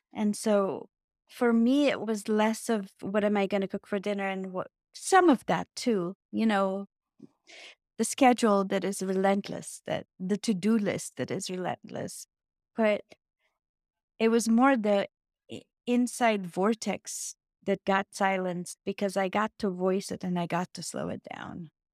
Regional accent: Bulgaria; moved away; my home country is Bulgaria. And I was cast in a children's program. And I was pre pre first grade because we started first grade at 7 back then

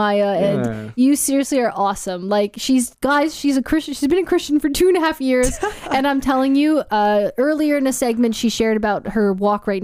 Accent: Canada; now in Gold Coast, Australia; I have a Canadian passport, so I am a Canadian citizen living in Australia

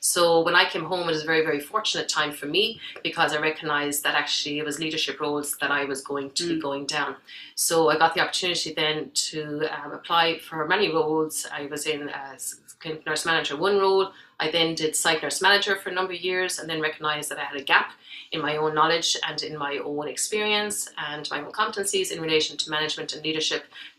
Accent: Saudi Arabia; I did all my growing up in Saudi Arabia and thoroughly enjoyed it.

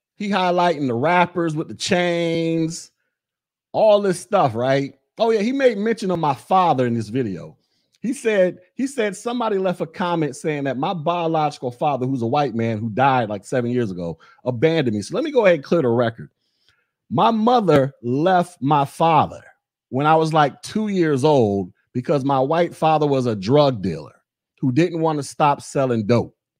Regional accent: Florida, United States; moved away as an adult; also born or lived in Alabama / Georgia; I'm from the South. I'm from Florida.

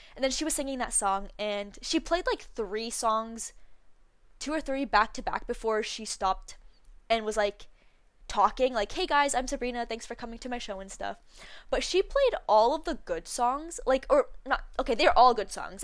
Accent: Canada; we're Canadian

